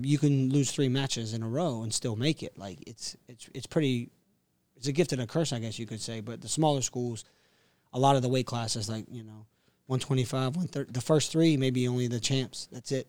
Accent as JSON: {"language": "English", "town": "Castle Hayne", "region": "North Carolina", "country": "United States", "also_born_or_lived": "Atlanta, Georgia", "moved": "as an adult", "said": "from Castle Hain, North Carolina, which is the east coast of the U S"}